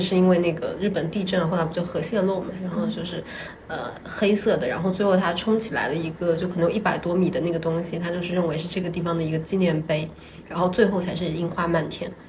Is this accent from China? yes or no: yes; Jiangsu, China; 我江苏人呢，我们脑子里面流的是钱啊